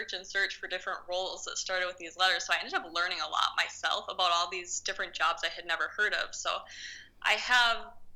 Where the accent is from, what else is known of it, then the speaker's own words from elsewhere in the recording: Minnesota, United States; moved away; I come from Minnesota, and we don't have a lot of really, like, big action emergency room cases